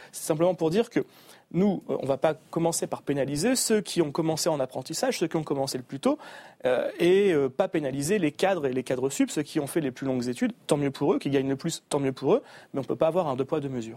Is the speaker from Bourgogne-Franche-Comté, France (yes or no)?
no; Marck, Hauts-de-France, France; also born or lived in Paris; c'est ma ville natale, c'est là où j'ai grandi